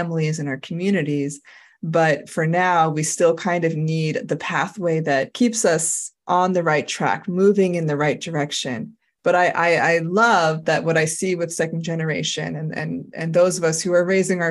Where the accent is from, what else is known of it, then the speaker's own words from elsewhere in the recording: United States; I'm super American